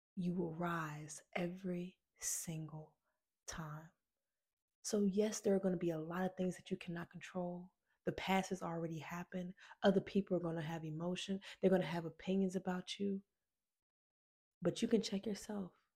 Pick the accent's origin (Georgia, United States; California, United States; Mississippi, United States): Georgia, United States; Decatur; also born or lived in Atlanta, Georgia; I'm from Decatur, Georgia